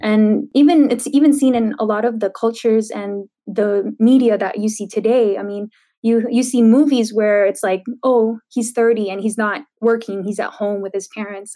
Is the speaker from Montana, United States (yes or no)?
no; San Diego, California, United States; I grew up in San Diego